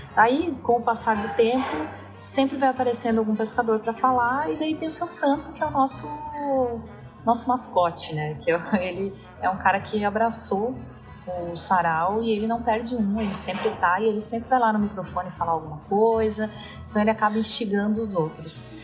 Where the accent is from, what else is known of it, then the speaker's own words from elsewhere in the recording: Balneário Camboriú, Santa Catarina, Brazil; moved away as an adult; also born or lived in São Paulo; eu sou de Balneário Camboriú